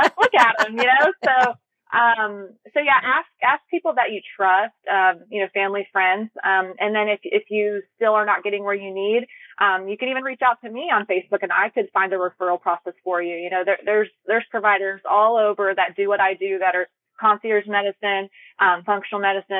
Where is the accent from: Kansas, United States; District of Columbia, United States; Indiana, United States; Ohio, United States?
Ohio, United States; also born or lived in Alabama, United States / Georgia, United States; now in California, United States; I'm originally from Ohio, but I went to school in Alabama and then I lived in Georgia, which was my last home prior to California.